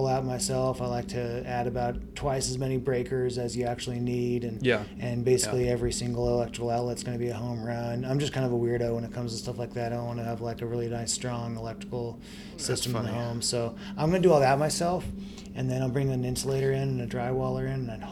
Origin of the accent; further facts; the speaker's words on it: Tri-Cities, Washington, United States; also born or lived in Spokane, Washington; I'm from Tri-Cities